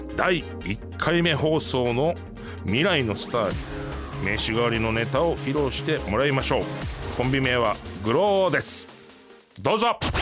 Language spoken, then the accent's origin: Japanese; Osaka, Japan; moved away; 大阪出身なんで